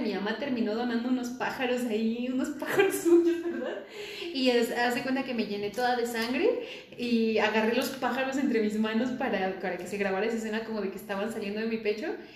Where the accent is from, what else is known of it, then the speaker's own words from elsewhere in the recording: State of Mexico, Mexico; yo soy del Estado de México